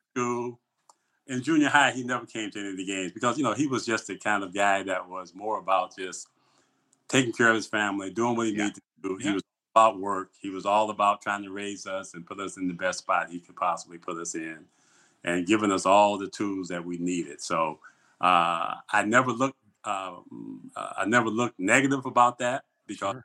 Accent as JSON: {"language": "English", "town": "Pontiac", "region": "Michigan", "country": "United States", "tie": "born or raised there", "said": "it was all about family in the neighborhood I grew up in in Pontiac"}